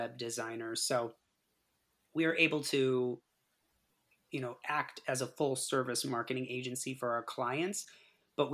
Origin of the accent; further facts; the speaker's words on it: East Longmeadow, Massachusetts, United States; I'm born and raised East Longmeadow, Massachusetts.